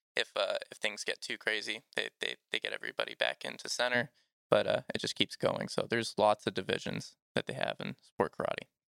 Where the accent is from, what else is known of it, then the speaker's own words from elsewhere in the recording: Georgia, United States; I grew up here in Georgia